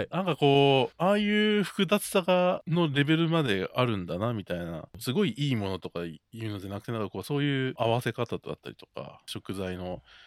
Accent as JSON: {"language": "Japanese", "region": "Yamagata", "country": "Japan", "tie": "born or raised there", "said": "僕の地元の山形のベッドタウン"}